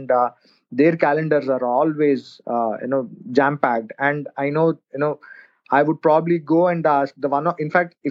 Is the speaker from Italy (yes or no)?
no; India; I'm a marketer from India.